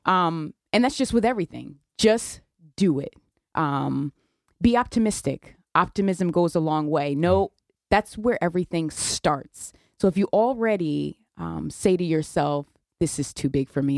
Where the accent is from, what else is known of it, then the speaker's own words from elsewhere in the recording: New Haven, Connecticut, United States; I, I was raised in New Haven.